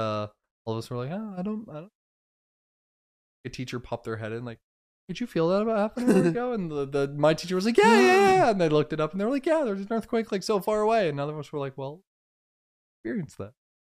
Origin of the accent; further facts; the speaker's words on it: Florida, United States; moved away; I could drive to my hometown in Florida.